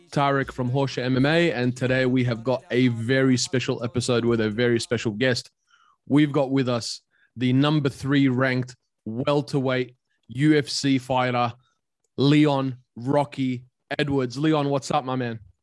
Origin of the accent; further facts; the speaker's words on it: Australia; I grew up in Australia, but also I moved to Australia when I was nine years old